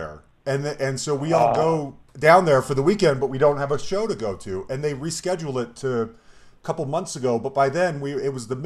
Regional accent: Colorado, United States; I'm from Colorado

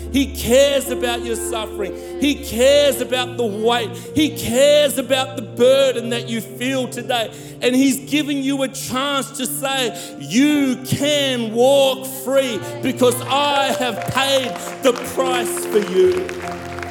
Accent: South Africa; I'm from South Africa.

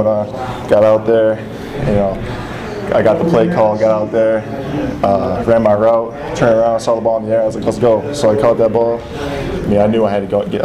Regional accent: Syracuse, New York, United States; I'm from Syracuse, and so my family could come watch me every week

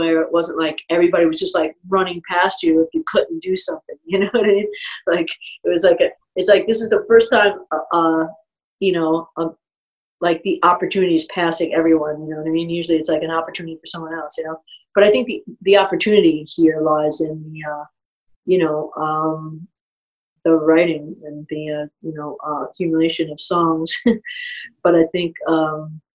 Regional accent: New York City, New York, United States; also born or lived in Long Island / Manhattan; I was born in Brooklyn and then was out there and then moved to Manhattan. So I kind of consider Manhattan, Brooklyn, my roots

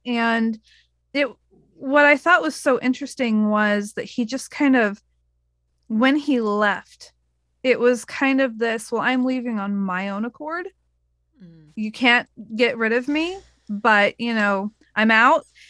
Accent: Oregon, United States; I told her I was from Oregon

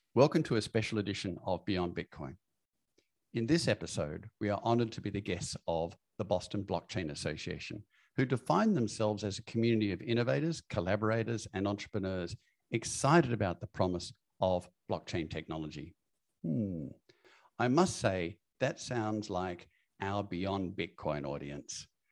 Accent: Australia; I grew up in Australia

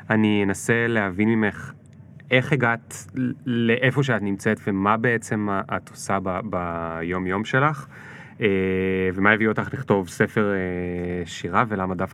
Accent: Israel; שאני צבר ונולדתי פה

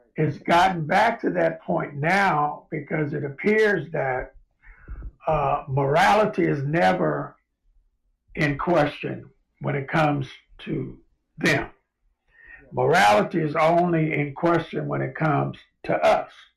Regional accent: Los Angeles, California, United States; moved away; I grew up in South Central Los Angeles in Watts

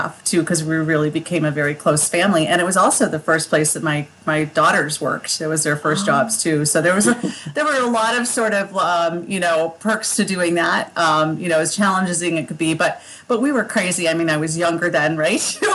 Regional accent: Skinny Atlas, New York, United States; moved away; also born or lived in Massachusetts / Colorado / Texas; this is my hometown. This is where I grew up

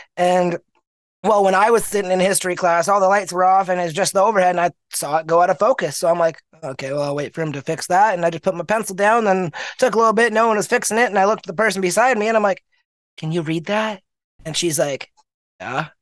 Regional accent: Manitoba, Canada; also born or lived in Winnipeg, Manitoba; I was born in Manitoba, a province in Canada, middle of the country, cold as heck. It's uh, I was born at a hospital, St. Boniface in Winnipeg, and lived in a small town, moved out of the city, moved, lived in a small town most of my life

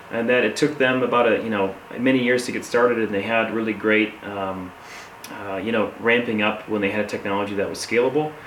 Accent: Saginaw, Michigan, United States; now in Grand Junction, United States; I'm originally from Michigan, and I currently am living in Colorado in Grand Junction

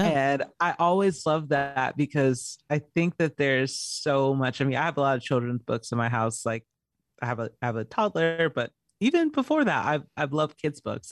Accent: Georgia, United States; also born or lived in California; now in Arizona, United States; I was born in California, raised in Georgia

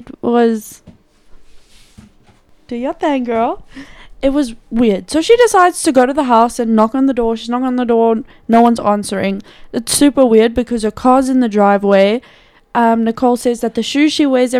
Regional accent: South Africa; us, South Africans

